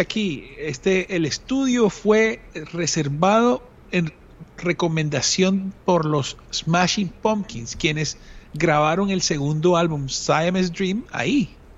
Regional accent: Colombia; uno desde Colombia

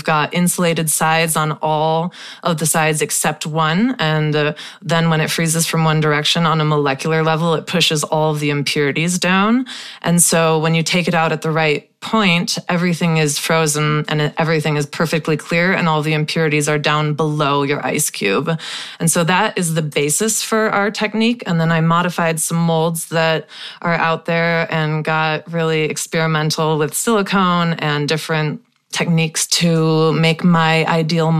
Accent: Wisconsin, United States; Growing up in Wisconsin

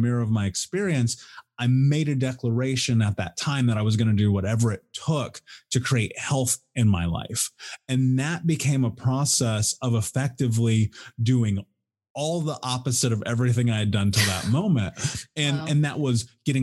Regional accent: Indianapolis, Indiana, United States; I grew up in Indianapolis in the Midwest in America

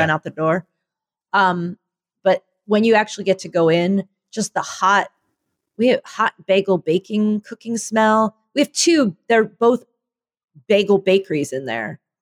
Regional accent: Philadelphia, Pennsylvania, United States; now in Chicago, United States; I come from Philadelphia

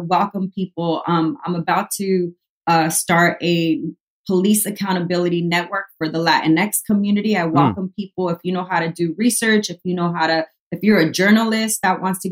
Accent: Oxnard, California, United States; I grew up in Oxnard.

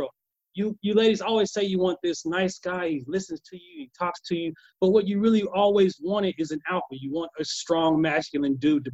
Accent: Kansas, United States; moved away; I come from Kansas, right? I was raised by my grandfather. The first 12 years of my life is back and forth from a farm

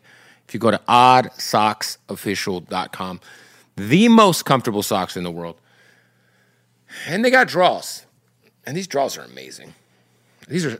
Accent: Arizona, United States; now in Los Angeles, United States; I'm from Arizona

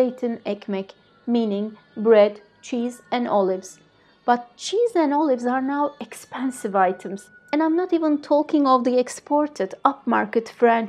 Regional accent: Aegean Region, Turkey; I come from the Aegean region, where a meal without a few kinds of vegetables and salads wouldn't be considered a meal.

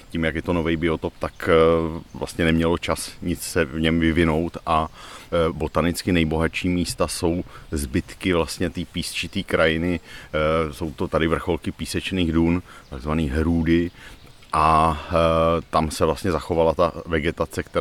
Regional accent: Ostrava, Moravian-Silesian Region, Czechia; Ale my jsme z Ostravy, jo, takže no, tam je, tu jezdíme vlastně

